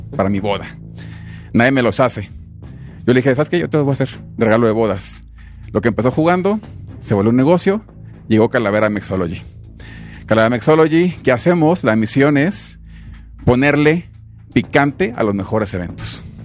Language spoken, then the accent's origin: Spanish; Amatitán, Jalisco, Mexico; moved away as an adult; also born or lived in Mexico City; nací en Amaitán, Jalisco, la tierra del tequila